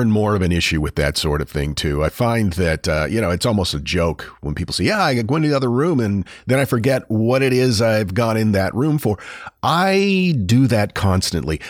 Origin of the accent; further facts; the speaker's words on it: Houlton, Maine, United States; my hometown of Holton, Maine